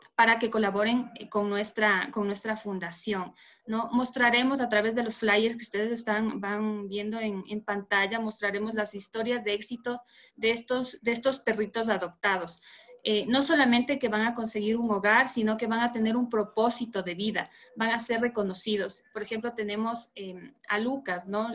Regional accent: Ecuador; soy de Ecuador.

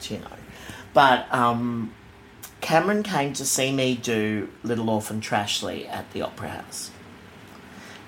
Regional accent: Sydney, New South Wales, Australia; I grew up in Bexley, in the south of Sydney

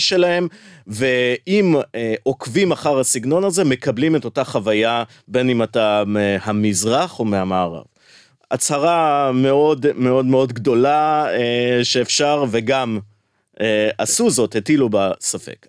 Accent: Tel Aviv, Tel Aviv District, Israel; כשאני גדלתי בתל אביב

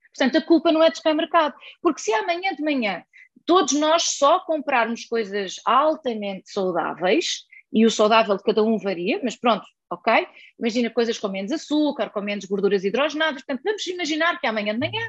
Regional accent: Portugal; Na aldeia onde eu cresci, se eu quiser encomendar uh, comida online, ninguém lá vai entregar comida

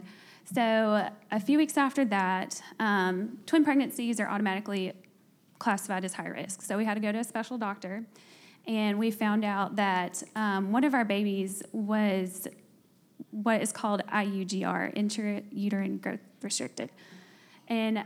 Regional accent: North Alabama, United States; moved away as an adult; now in Birmingham, United States; We're both from North Alabama and don't have family here.

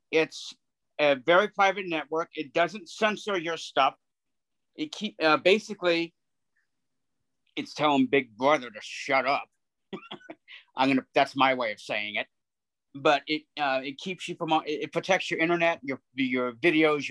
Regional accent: United States; I'm an American

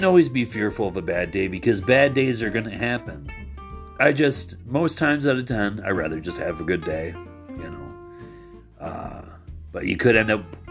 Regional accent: Michigan, United States; I'm not from New York, and I'm from Michigan

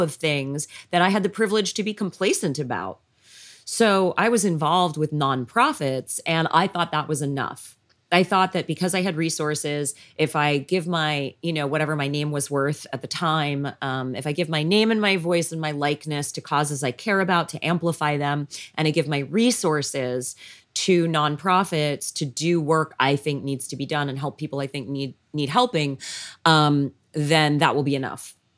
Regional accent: Canada; moved away as an adult; also born or lived in Los Angeles; now in Tennessee, United States; I was born and raised in Canada

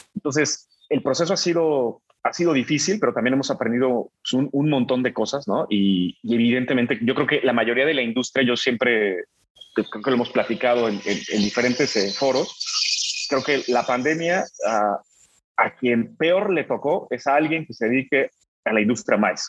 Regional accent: Mexico; en mi país

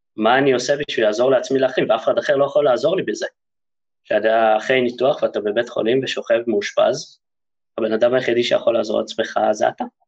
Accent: Haifa, Haifa District, Israel; also born or lived in Germany; נולדתי בגרמניה, חלק משליחות שההורים שלי היו שם, ואחרי שנה הגעתי לארץ, לחיפה

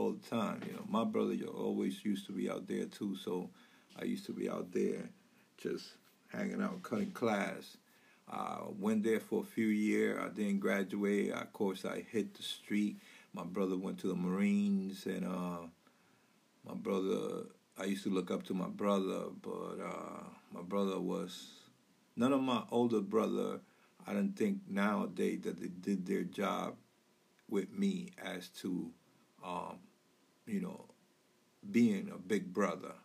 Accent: New York City, New York, United States; moved away as an adult; now in Massachusetts, United States; the late 80s was a crazy time in New York City growing up

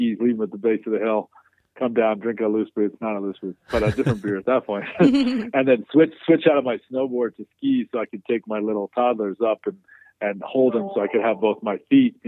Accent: Chicago, Illinois, United States; moved away as an adult; also born or lived in upstate New York; now in Wyoming, United States; I grew up in Chicago. I went to school in upstate New York

